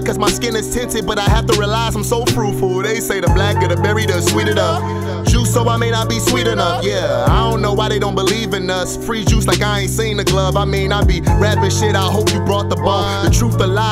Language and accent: English; Chicago, Illinois, United States; I'm from Chicago. Southside